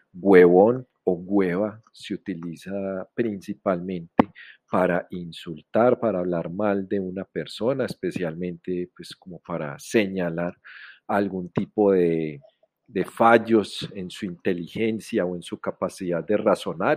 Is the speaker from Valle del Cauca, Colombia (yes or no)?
no; Medellín, Antioquia, Colombia; soy de Colombia, de la ciudad de Medellín